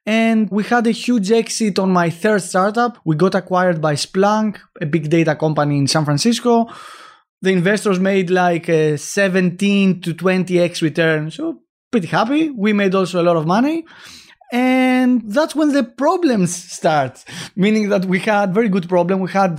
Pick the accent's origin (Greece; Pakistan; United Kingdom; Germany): Greece; Of course. Yeah, I'm from Greece.